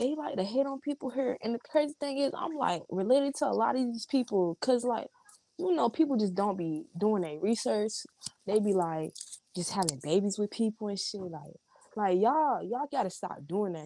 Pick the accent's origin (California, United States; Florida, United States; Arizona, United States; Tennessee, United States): Florida, United States; Gainesville; Me growing up in Gainesville